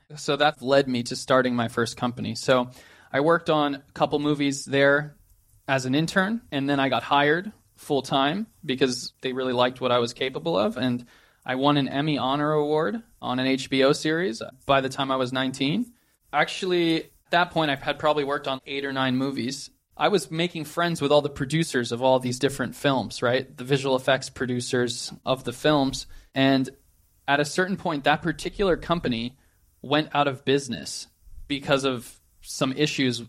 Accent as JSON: {"language": "English", "area": "just outside of San Francisco", "region": "California", "country": "United States", "tie": "born or raised there", "said": "I grew up just outside of San Francisco, California, near Silicon Valley."}